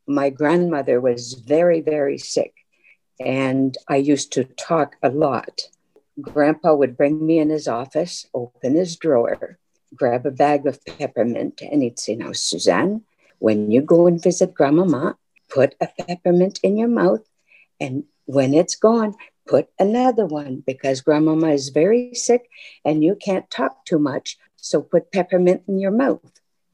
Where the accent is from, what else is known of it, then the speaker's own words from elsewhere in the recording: Quebec, Canada; now in Belleville, Canada; I'm originally from Quebec, Canada, and presently I am in Belleville, Ontario, where my husband and I live.